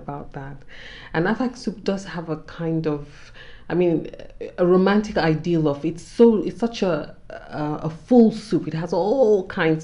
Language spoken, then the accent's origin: English; Nigeria; as a Nigerian woman